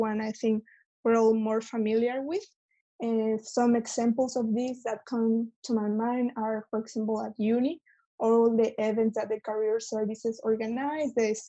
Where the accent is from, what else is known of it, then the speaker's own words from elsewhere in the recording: Mexico; moved away as an adult; now in London, United Kingdom; I am from Mexico. I moved to London back in September last year to start a master's in finance.